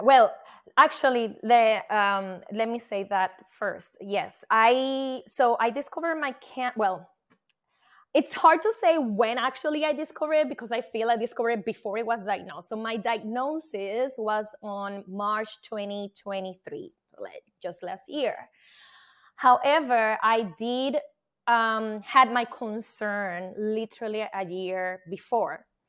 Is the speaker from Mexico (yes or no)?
no; Puerto Rico; now in New Jersey, United States; I am from Puerto Rico, and I live in New Jersey, and I am a scientist by profession and portfolio manager.